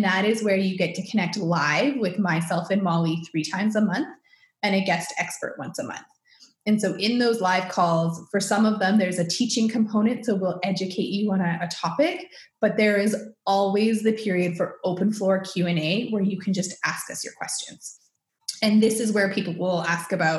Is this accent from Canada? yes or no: yes; Canada; I'm Canadian.